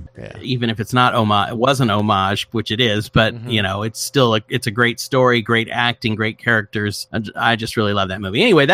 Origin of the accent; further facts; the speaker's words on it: Iowa, United States; I'm from Iowa, where we say Nez Perce.